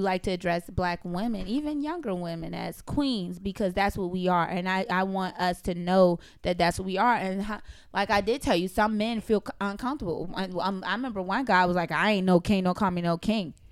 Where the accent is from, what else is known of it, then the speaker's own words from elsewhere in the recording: the South, Southern United States, United States; I'm a Southern belle